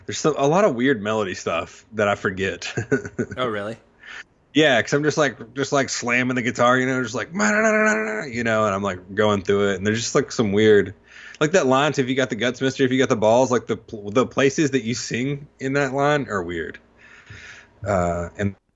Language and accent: English; New Jersey, United States; Like, yeah, I'm from Jersey. I'm a Giants fan they're in Jersey too.